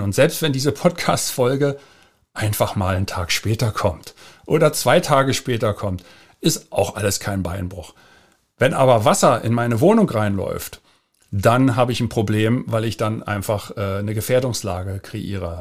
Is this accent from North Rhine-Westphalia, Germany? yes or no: no; Berlin, Germany; ich bin ja in West-Berlin geboren und da aufgewachsen